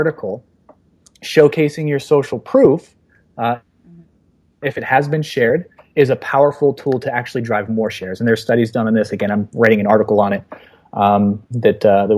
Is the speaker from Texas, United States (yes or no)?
no; Los Angeles, California, United States; my hometown, Los Angeles